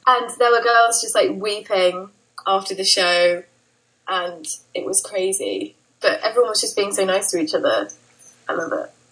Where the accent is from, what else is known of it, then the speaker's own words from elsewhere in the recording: Brighton, South East England, United Kingdom; I'm from Brighton in the UK